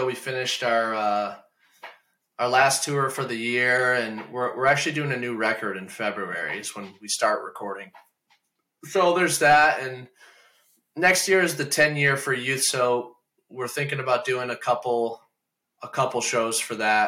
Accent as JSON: {"language": "English", "town": "Lambertville", "region": "Michigan", "country": "United States", "tie": "born or raised there", "also_born_or_lived": "Toledo, Ohio", "moved": "as an adult", "lives_now": "Virginia, United States", "said": "I grew up in Lambertville, Michigan, which is like right on the border of Ohio where Toledo is"}